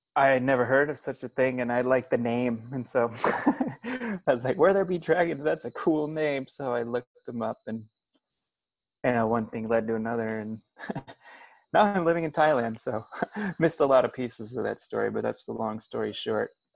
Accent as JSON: {"language": "English", "town": "Springfield", "region": "Illinois", "country": "United States", "tie": "born or raised there", "said": "I grew up in Illinois. I grew up uh, the son of a, a, preacher man in in uh, Springfield, Illinois"}